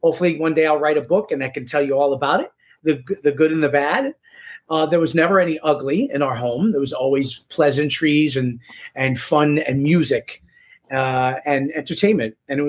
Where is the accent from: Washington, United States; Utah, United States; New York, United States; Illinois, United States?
New York, United States; New York City; also born or lived in Rockland County; I do not know Spanish myself. I didn't know growing up simply because I was born and raised in New York City. So I had to learn Spanish and I had to go to school for it and kind of learn the street slang of Spanish.